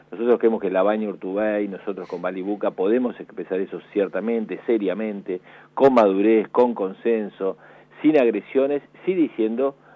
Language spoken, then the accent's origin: Spanish; Buenos Aires Province, Argentina